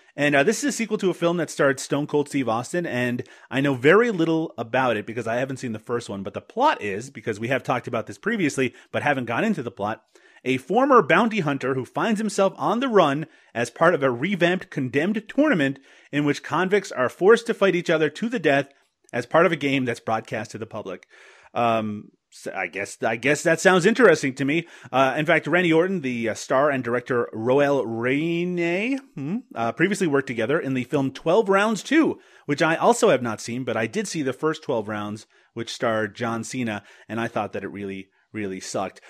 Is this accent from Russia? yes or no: no; Canada; I'm Canadian